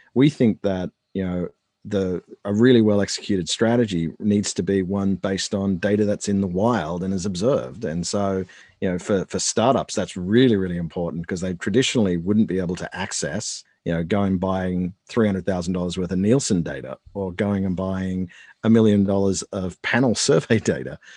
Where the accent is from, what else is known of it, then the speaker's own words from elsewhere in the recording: Australia; moved away as an adult; now in United States; I'm Australian